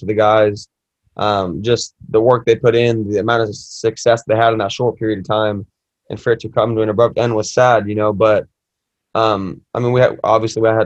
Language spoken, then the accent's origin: English; Anaheim, California, United States; I'm born and raised in Anaheim, so I'm a local guy.